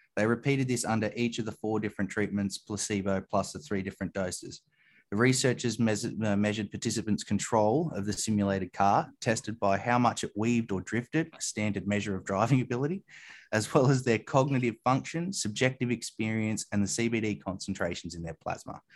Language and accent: English; New South Wales, Australia; In New South Wales, which is my home state